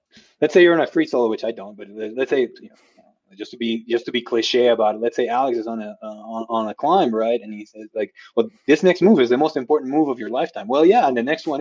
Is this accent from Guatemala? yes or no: yes; Guatemala; now in United States; I'm originally from Guatemala. I became a U.S. citizen in 2018